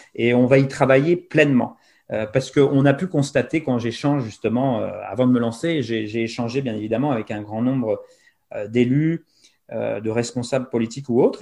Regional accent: France; now in Montreal, Canada; nous, on est Français de l'étranger

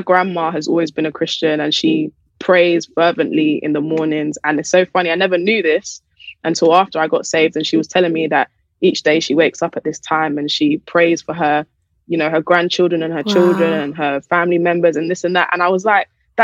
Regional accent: London, United Kingdom; I grew up in Southeast London

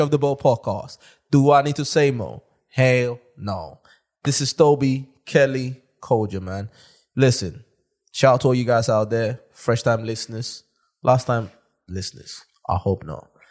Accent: London, United Kingdom; I'm from South London.

